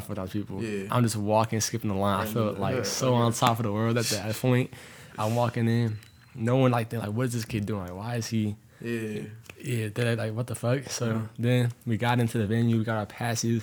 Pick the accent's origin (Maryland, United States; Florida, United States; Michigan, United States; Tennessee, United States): Florida, United States; Tampa; moved away; I'm from Florida originally, and then I moved up here